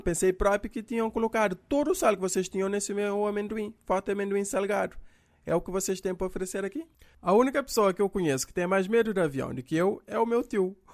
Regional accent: Cape Verde; Sou eu aqui de Cabo Verde

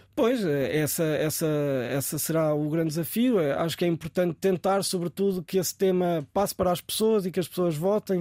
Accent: Coimbra, Centro, Portugal; now in Lisbon, Portugal; voltar à cidade onde, onde cresci

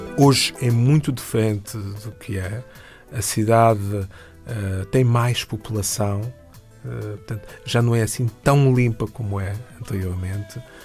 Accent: São Tomé, São Tomé & Príncipe; venho de São Tomé e nasci nas Ilhas Maravilhosas há mais de 50 anos

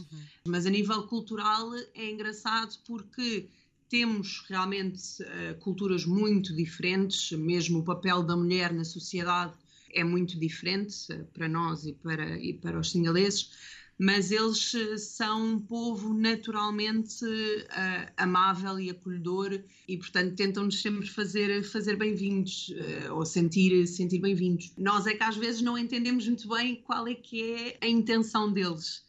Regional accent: Lisbon, Portugal; moved away as an adult; now in Mirissa, Sri Lanka; eu sou de Lisboa e, portanto, às vezes a minha cidade também me faz, eh, também me faz sentir saudades.

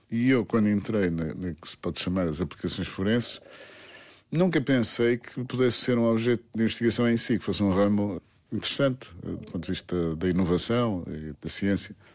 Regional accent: Portugal; Quando era miúdo, queria ser arquiteto. Mas quando era miúdo, em Portugal, para ser arquiteto era preciso que o pai, ou pelo menos o tio, já fosse arquiteto.

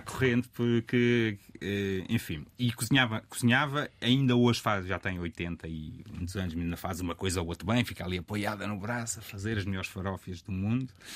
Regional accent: Rio Maior, Santarém District, Portugal; moved away as an adult; also born or lived in Lisbon; eu sou de Rio Maior

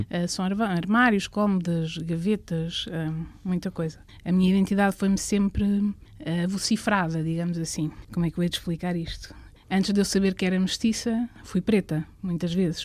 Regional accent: Coimbra, Centro, Portugal; minha terra é Coimbra

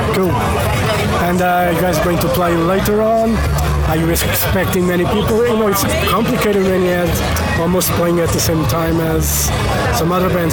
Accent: Portugal; I'm from Portugal

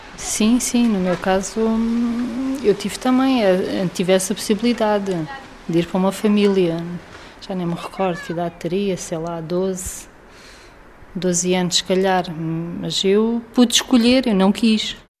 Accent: Faro, Algarve, Portugal; born or raised there

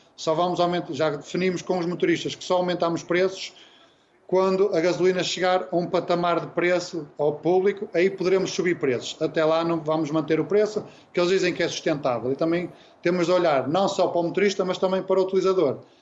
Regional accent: Vila Nova de Gaia, Norte, Portugal; nós somos aqui de Gaia, aqui do norte, cá de cima

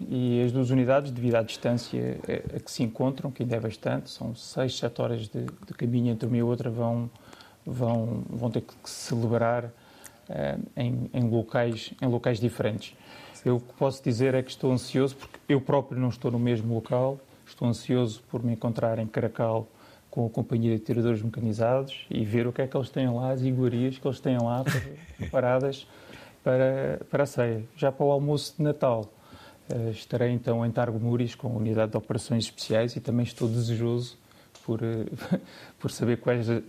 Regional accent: Barreiro, Setúbal, Portugal; Eu sou

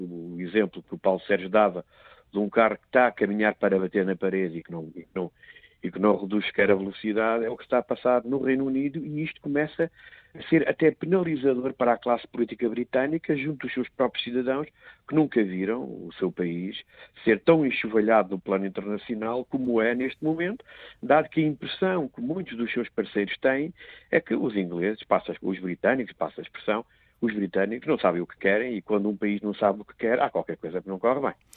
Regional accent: Portugal; como português

